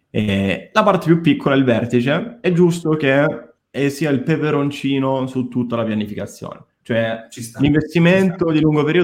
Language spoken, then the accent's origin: Italian; Rome, Lazio, Italy; Eh, ma c'è tutti, da romano